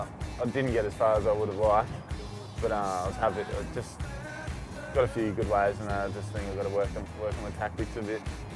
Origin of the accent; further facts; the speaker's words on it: Coolangatta, Queensland, Australia; I'm 24 years old and I'm from Coolangatta on the Gold Coast in Australia.